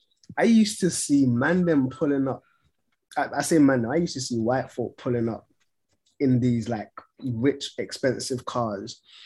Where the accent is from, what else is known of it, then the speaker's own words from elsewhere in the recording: Ghana; now in United Kingdom; obviously, I came over from Ghana, and I've been fortunate enough to gain citizenship